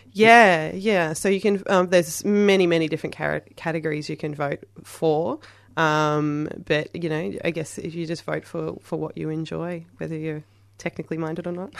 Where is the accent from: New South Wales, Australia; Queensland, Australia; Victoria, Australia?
Queensland, Australia; moved away; I'm originally from Queensland